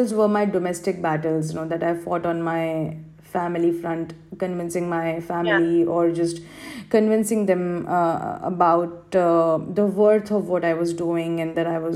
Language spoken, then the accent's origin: English; Madhya Pradesh, India; first language Hindi; English is a second language; moved away as an adult; now in United Arab Emirates; I was born and raised in Madhya Pradesh, a state of India.